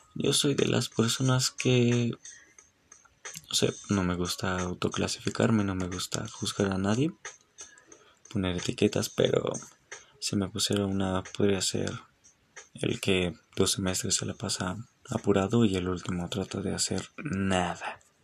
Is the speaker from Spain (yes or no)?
no; Mexico; no estoy en contra de sentirse orgulloso como mexicano